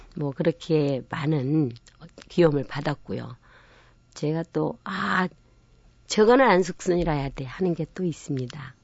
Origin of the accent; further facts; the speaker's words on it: Namwon, North Jeolla, South Korea; 제가 고향이 남원이기도 하지만